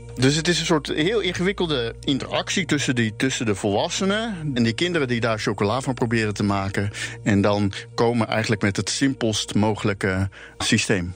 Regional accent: Rotterdam, South Holland, Netherlands; first language Dutch; Ik kom zelf dus uit Rotterdam

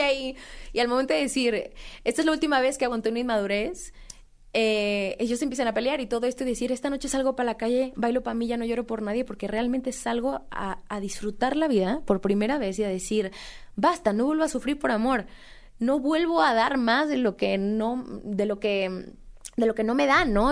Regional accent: Mexico

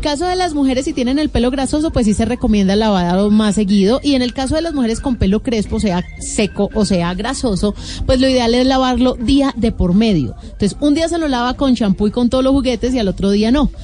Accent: Colombia; nosotros como colombianos

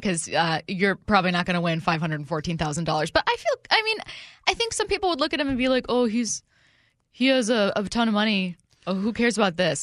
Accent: Seattle, Washington, United States; I'm from Seattle.

